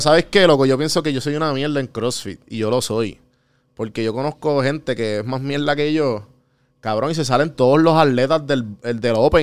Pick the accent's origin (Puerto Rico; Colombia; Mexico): Puerto Rico